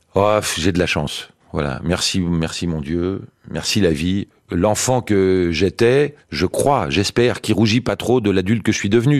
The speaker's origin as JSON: {"language": "French", "country": "France", "said": "je suis français moi. Je suis pas israélien."}